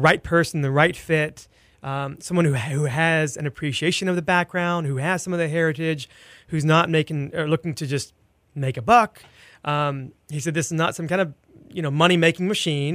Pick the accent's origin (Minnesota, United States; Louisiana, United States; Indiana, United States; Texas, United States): Texas, United States; El Campo; now in Houston, United States; I grew up in Wharton County, an hour s-, southwest of here in a town called El Campo